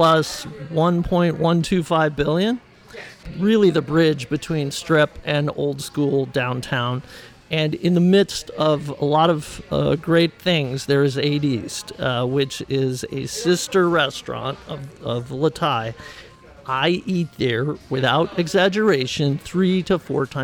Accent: Hawaii, United States; now in Las Vegas, United States; I grew up in Hawaii

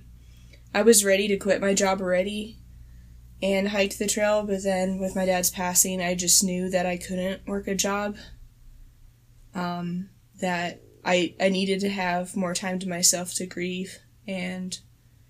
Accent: Moab, Utah, United States; I'm from Moab, Utah

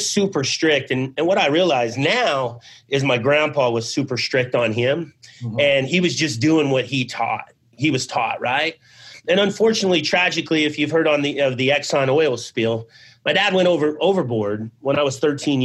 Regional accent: Abbeville, Louisiana, United States; moved away; also born or lived in Ely, Nevada / Arizona; I was born in Abbeville, Louisiana

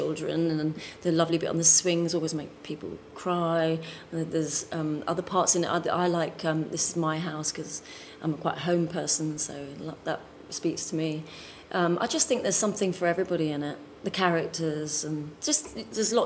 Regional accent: Dartford, South East England, United Kingdom; now in London, United Kingdom; I come from Dartford, which is south east London.

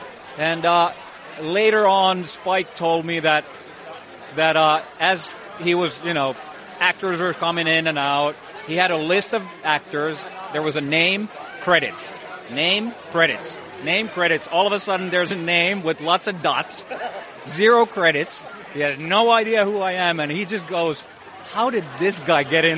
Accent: Finland; I've never worked in the States. I'm from Finland.

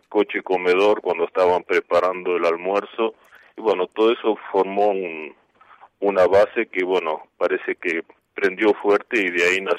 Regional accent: Olivos, Buenos Aires Province, Argentina; moved away as an adult; now in San Luis, Argentina; soy porteño, en el 42, en Capital Federal, pero la vida, digamos, de niño, por supuesto, en casa paterna, eh, discurrió mayormente en Olivos y en Olivos vivíamos con la familia hasta el 89

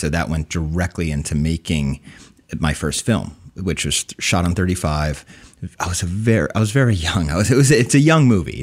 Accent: New Jersey, United States; also born or lived in Summit, New Jersey; I was born in Summit, New Jersey, raised in Central Jersey.

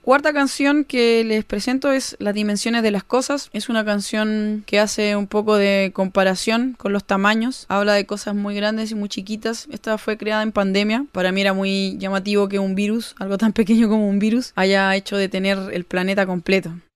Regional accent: Chile; also born or lived in Valparaíso; now in Bariloche, Argentina; soy una cantautora chilena. Actualmente estoy viviendo en la ciudad de Bariloche

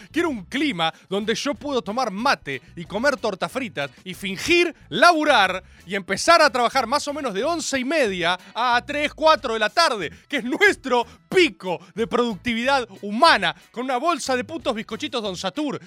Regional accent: Dominican Republic; tu amigo el dominicano

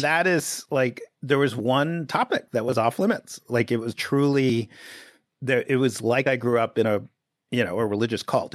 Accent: New York City, New York, United States; I grew up in Greenwich Village in the seventies

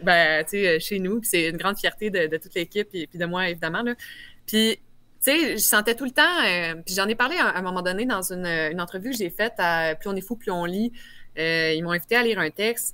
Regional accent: Quebec City, Quebec, Canada; J'ai un bon accent. Je viens de Québec.

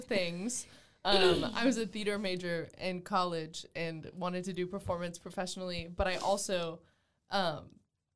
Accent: Texas, United States; accent: Texas twang; I'm from the South in Texas

